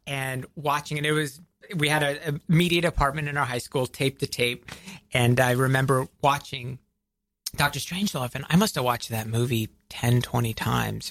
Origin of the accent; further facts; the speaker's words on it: outside of Atlanta, Georgia, United States; I grew up outside of Atlanta, Georgia